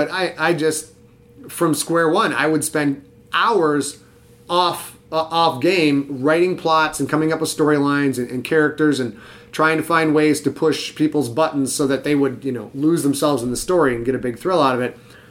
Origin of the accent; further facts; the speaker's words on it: Cheboygan, Michigan, United States; I grew up in Sheboygan, Michigan. Sheboygan, Michigan, and we had one movie theater, I think we had three stoplights.